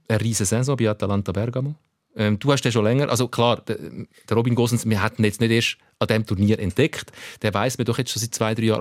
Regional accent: Switzerland; Ich als Schweizer

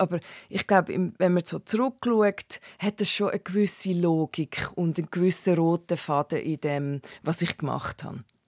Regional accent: Hünenberg, Zug, Switzerland; moved away as an adult; also born or lived in Canton of Solothurn / Timor; now in New York, United States; ich bin aufgewachsen in, im Kanton Zug in Hüneberg

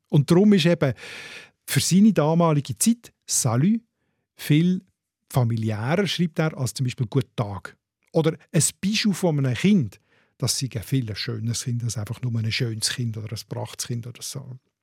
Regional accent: Switzerland; bei uns in der Schweiz

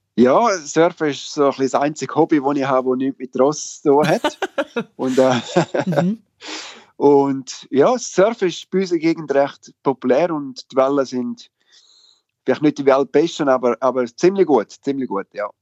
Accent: Switzerland; moved away as an adult; now in England; als Schweizer

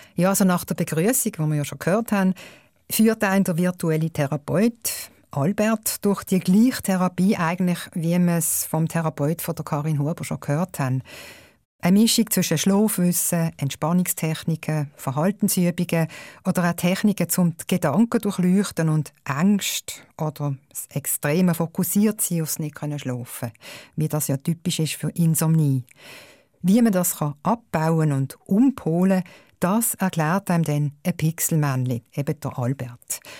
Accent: Switzerland; bei uns in der Schweiz

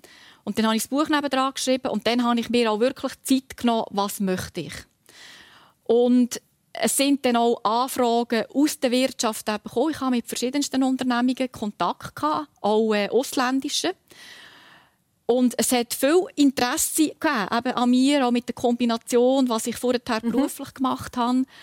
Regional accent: Lucerne, Switzerland; aus dem Kanton Luzern, notabene aus dem Luzerner Hinterland, wo ich aufgewachsen bin, immer wieder Kommandanten sind von der Schweizer Garde

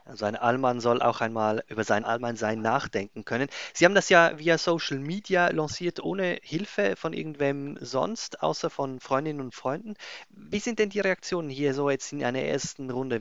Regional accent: Switzerland; bei uns in der Schweiz

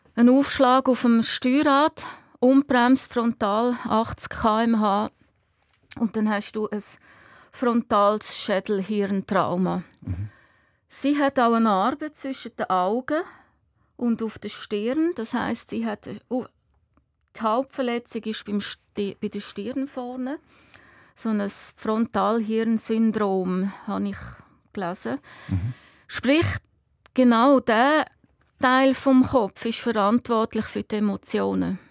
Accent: Lake Hallwil, Aargau, Switzerland; wir sind äh, am Halwilensee aufgewachsen

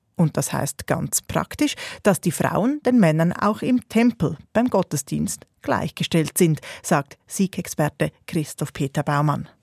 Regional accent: Switzerland; bei uns in der Schweiz

